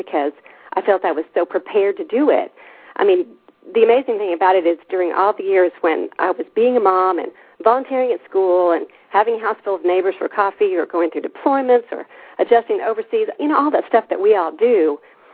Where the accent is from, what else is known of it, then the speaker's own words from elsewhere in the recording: Altus, Oklahoma, United States; moved away as an adult; now in Germany; worked for my hometown paper in Altus